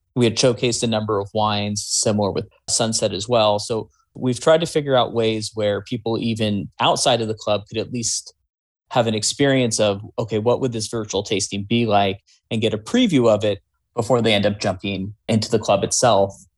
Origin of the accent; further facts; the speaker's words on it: Bay Area, California, United States; growing up in the Bay Area